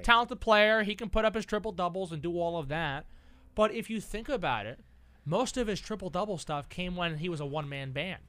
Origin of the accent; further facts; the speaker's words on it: Massapequa, New York, United States; my hometown, Massapequa